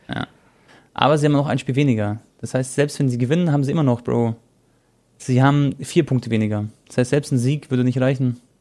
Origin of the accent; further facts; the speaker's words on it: Croatia; ich bin Kroate